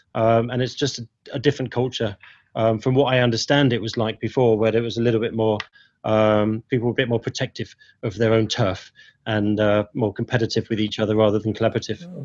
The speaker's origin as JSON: {"language": "English", "town": "Ilford", "region": "London", "country": "United Kingdom", "tie": "born or raised there", "moved": "yes", "lives_now": "Hong Kong", "said": "growing up in Ilford"}